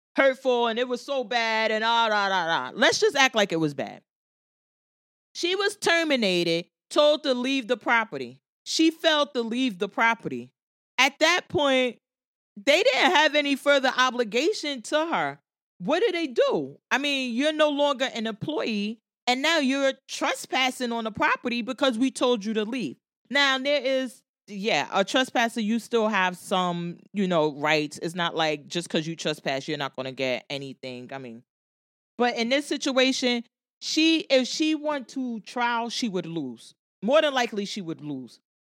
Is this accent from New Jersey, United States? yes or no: yes; Jersey City, New Jersey, United States; I'm from Jersey City. I live in Jersey City